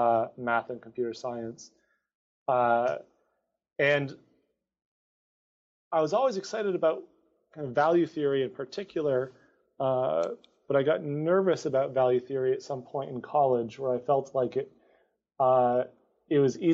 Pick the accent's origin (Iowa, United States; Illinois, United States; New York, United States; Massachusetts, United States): Massachusetts, United States; Amherst; So I grew up in a bit of a hippie town. I grew up in Amherst, Massachusetts. So that's a five college town.